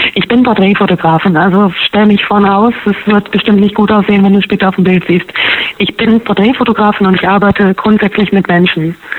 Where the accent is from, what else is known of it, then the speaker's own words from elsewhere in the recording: Harz, Germany; now in Berlin, Germany; Ich komme ursprünglich aus dem Harz